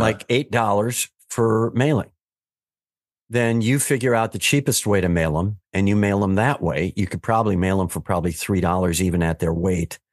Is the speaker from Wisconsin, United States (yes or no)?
yes; Wisconsin, United States; I'm from Wisconsin, so we're nice